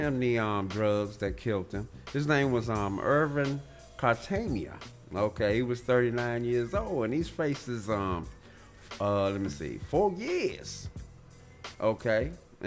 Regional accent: Maryland, United States; I'm from Maryland.

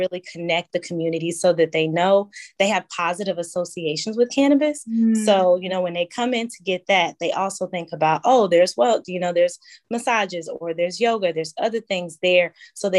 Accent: Starkville, Mississippi, United States; I'm originally from Mississippi, Starkville, Mississippi specifically.

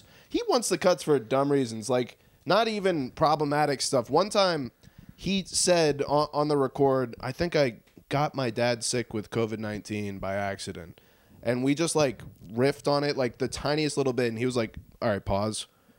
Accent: Allentown, Pennsylvania, United States; born or raised there

